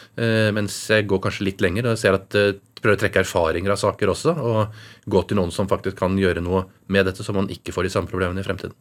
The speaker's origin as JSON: {"language": "Norwegian", "region": "Oslo", "country": "Norway", "tie": "born or raised there", "said": "Jeg vokste opp i Oslo hele tiden"}